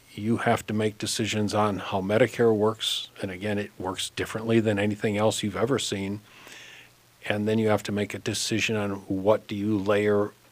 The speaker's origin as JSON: {"language": "English", "town": "Hopkins", "region": "Minnesota", "country": "United States", "tie": "born or raised there", "said": "I grew up in Hopkins and left Minnesota for a few years on my big adventure and wound up back"}